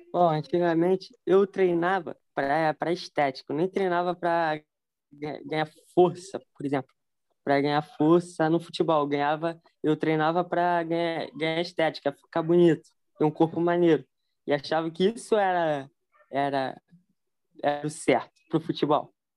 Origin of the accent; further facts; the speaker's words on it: Rio de Janeiro, Brazil; sou do Rio de Janeiro